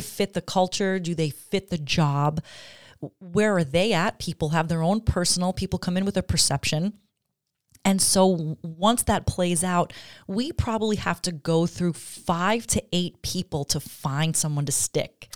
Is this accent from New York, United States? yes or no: yes; Long Island, New York, United States; moved away as an adult; now in Glens Falls, United States; I grew up on Long Island, but I have lived here longer now than I okay. ever did on Long Island